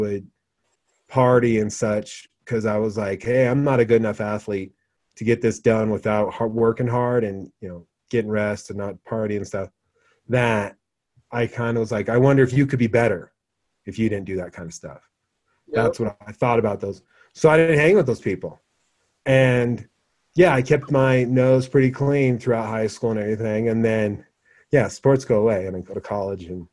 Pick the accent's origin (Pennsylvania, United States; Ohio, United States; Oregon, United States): Oregon, United States; growing up in Oregon